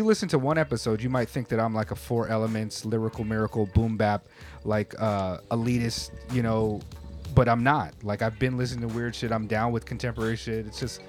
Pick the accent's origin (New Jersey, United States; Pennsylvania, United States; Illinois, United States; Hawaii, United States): Hawaii, United States; also born or lived in California; I'm like, oh, California, Hawaii. Mostly, yeah. You know, I grew up in Hawaii. And I was still using a lot of Hawaiian slang out there. I spoke pidgin a lot right after I came out of there.